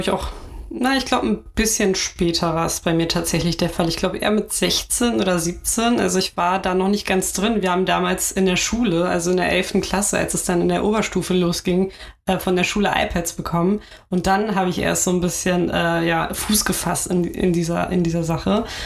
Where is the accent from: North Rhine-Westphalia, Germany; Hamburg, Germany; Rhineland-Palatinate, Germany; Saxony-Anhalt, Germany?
Hamburg, Germany; ich bin hier geboren, ich bin hier aufgewachsen